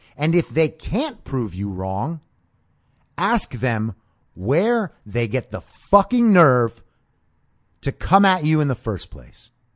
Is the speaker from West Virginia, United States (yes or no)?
no; New York, United States; I was growing up in New York